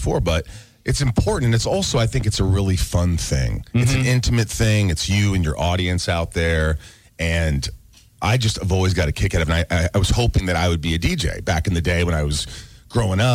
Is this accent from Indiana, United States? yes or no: yes; Indiana, United States; moved away; I'm on a radio station where I grew up in Indiana